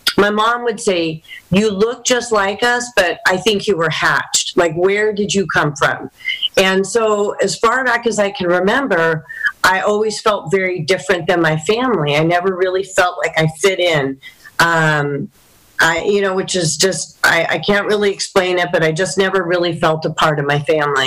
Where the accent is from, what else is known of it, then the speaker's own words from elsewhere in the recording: Los Alamitos, California, United States; So I'm from the area here. I grew up in Los Alamitos in North Orange County.